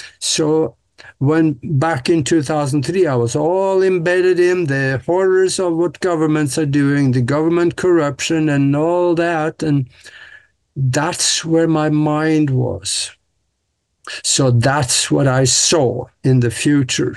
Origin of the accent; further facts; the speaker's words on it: Norway; moved away as an adult; now in United States; Growing up in Norway on the farm, I was supposed to be a farmer